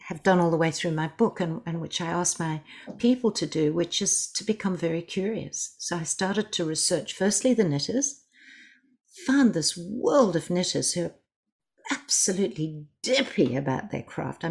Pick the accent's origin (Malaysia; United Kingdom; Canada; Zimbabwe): Zimbabwe; now in Australia; I'm originally from Zimbabwe. When we came to Australia